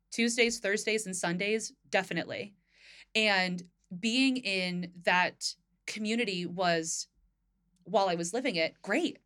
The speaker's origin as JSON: {"language": "English", "region": "Northern New Jersey", "country": "United States", "tie": "born or raised there", "moved": "yes", "lives_now": "Philadelphia, United States", "said": "I grew up in Northern Jersey."}